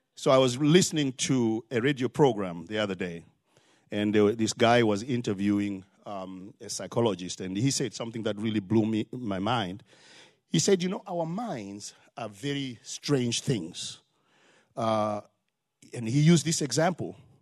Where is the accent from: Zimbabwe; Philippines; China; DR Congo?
Zimbabwe; now in Charlotte, United States; Because I have an accent. I'm from Zimbabwe